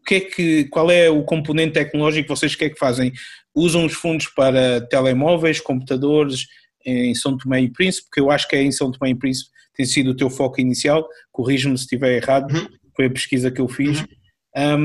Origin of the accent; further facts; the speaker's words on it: Angola; eu sou angolano